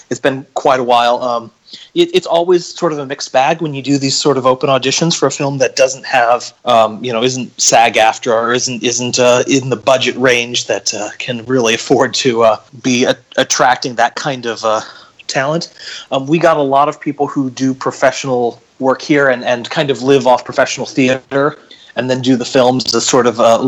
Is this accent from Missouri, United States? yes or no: yes; St. Louis, Missouri, United States; I grew up in St. Louis